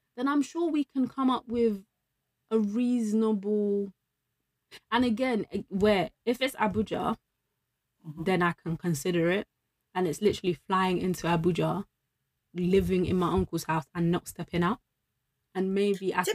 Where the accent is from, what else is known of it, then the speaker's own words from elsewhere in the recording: London, United Kingdom; I'm from London.